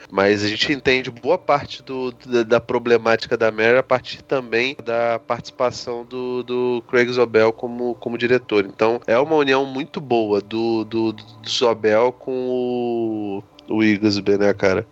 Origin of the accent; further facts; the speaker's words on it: Brazil; eu sou brasileiro pra cacete